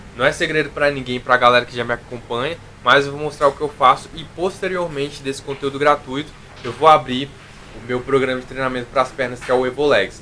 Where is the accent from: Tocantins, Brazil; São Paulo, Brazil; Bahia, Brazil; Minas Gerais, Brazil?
Minas Gerais, Brazil; interior of; eu sou de Minas Gerais, sou do interior de Minas